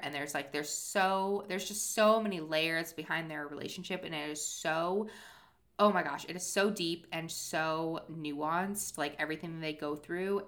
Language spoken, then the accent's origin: English; Cape Cod, Massachusetts, United States; my hometown